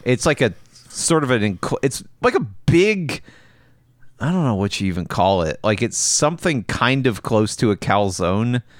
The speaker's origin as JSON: {"language": "English", "region": "the South", "country": "United States", "said": "I'm from the South"}